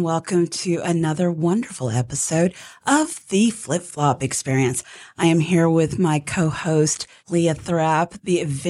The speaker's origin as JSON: {"language": "English", "region": "Scotland", "country": "United Kingdom", "said": "I'm Scottish, so I appreciate that."}